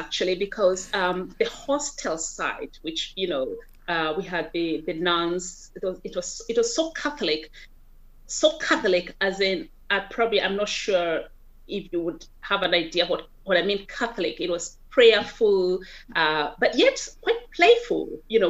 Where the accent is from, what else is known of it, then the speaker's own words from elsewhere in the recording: Kenya; first language Kikuyu; English is a second language; Yeah, Kikuyu. Yeah, so Kikuyu would be my mother tongue.